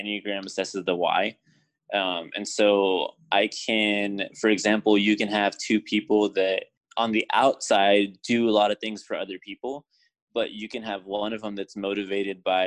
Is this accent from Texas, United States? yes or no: yes; San Antonio, Texas, United States; I am from San Antonio, Texas